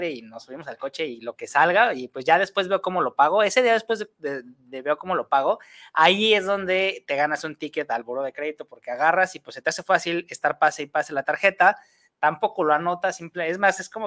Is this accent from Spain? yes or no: no; Mexico; hay un, mal hábito que tenemos como mexicanos para hacer las cosas